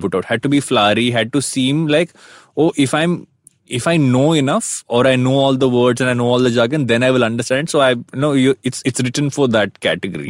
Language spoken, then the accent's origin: English; South India, India; I'm South Indian